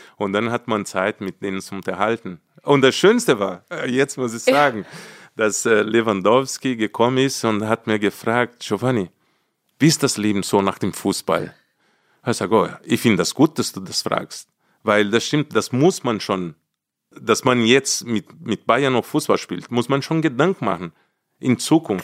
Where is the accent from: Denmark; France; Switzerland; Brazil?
Brazil; German is a second language; moved away as an adult; now in Munich, Germany; Ich will jetzt endlich zurück nach Brasilien, zu meiner Heimat, mein Land